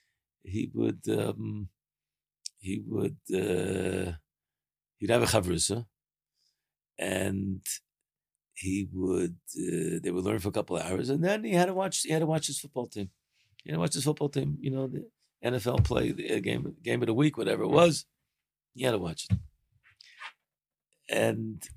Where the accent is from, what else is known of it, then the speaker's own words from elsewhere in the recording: Baltimore, Maryland, United States; moved away; also born or lived in Israel; I have a friend of mine who we grew up together in Baltimore